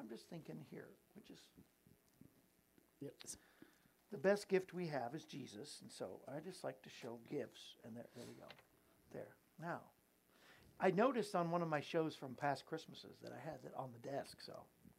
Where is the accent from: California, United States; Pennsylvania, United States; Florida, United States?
Florida, United States; moved away as an adult; also born or lived in South Dakota; I grew up in Florida most of my life until I went to work with the Lundstroms in South Dakota.